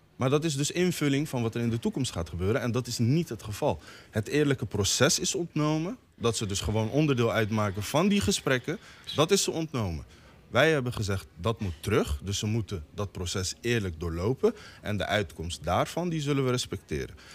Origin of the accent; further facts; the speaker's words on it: The Hague, South Holland, Netherlands; Ik praat als inwoner van Den Haag.